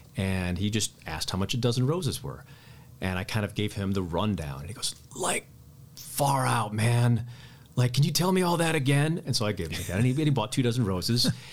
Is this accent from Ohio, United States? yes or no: no; Midland, Michigan, United States; moved away as an adult; also born or lived in San Francisco, California; now in Ann Arbor, United States; I grew up in Midland, Michigan